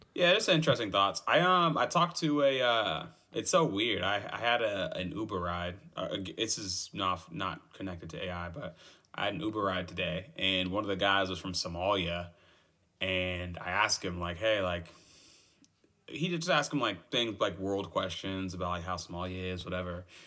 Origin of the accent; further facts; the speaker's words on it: United States; I'm an American